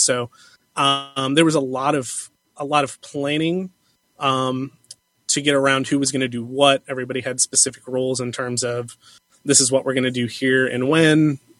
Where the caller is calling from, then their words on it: Cincinnati, Ohio, United States; from Cincinnati.